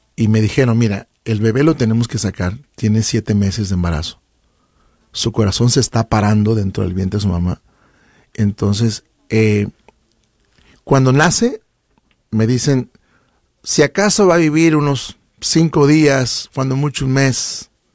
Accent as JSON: {"language": "Spanish", "region": "Chiapas", "country": "Mexico", "moved": "yes", "lives_now": "Sacramento, United States", "said": "soy del estado de Chiapas, frontera con Guatemala. De hecho, hay gente que nos escucha y vengo de un pueblito muy pequeñito, bueno, no es ni pueblo, es una colonia, ¿no? Que se llama El Escobo"}